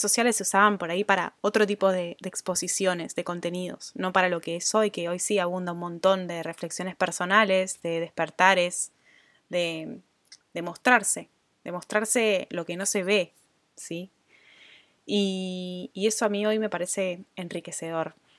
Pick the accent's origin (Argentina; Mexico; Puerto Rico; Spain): Argentina; moved away as an adult; also born or lived in Australia; viviendo afuera de Argentina, mi país de origen